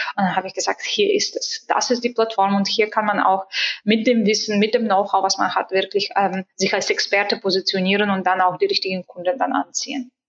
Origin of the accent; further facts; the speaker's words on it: Bulgaria; moved away; Ich bin gebürtige Bulgarin